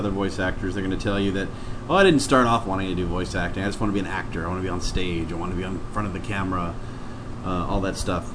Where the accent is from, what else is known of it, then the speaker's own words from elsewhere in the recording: Dallas, Texas, United States; moved away as an adult; now in Los Angeles, United States; I grew up in Dallas and was there pretty much my entire life until 4 years ago